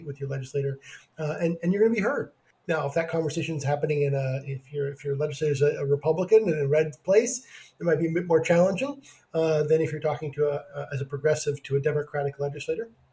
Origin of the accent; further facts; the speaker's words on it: Oregon, United States; also born or lived in California; being in my home state of Oregon